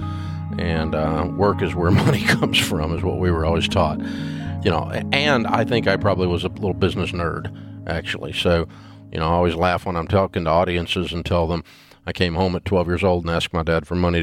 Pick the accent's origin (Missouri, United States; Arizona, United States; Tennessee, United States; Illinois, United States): Tennessee, United States; Nashville; I grew up in Nashville